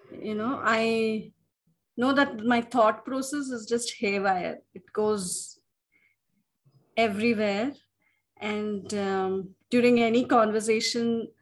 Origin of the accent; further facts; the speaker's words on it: Mysore, Karnataka, India; I'm from Mysore